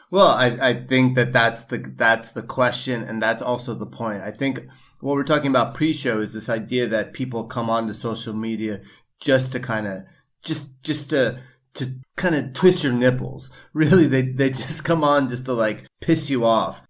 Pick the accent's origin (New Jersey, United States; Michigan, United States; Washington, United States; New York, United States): New York, United States; growing up in New York